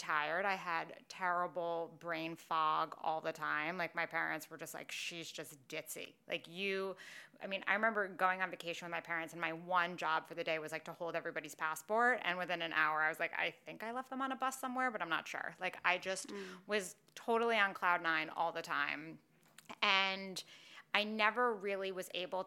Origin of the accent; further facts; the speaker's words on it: New York City, New York, United States; growing up in New York City